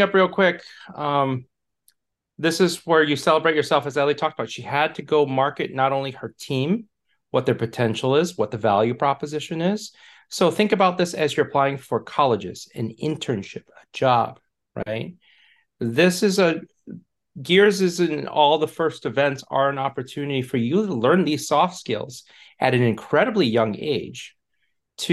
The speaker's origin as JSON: {"language": "English", "region": "Michigan", "country": "United States", "moved": "yes", "said": "I'm from Michigan, originally is what I call home. We've moved and lived all over"}